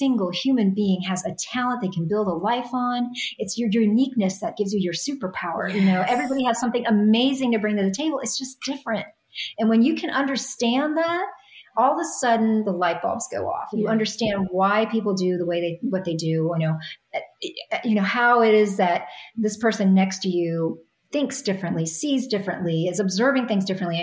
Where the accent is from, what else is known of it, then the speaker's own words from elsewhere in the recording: New York, United States; I'm a New Yorker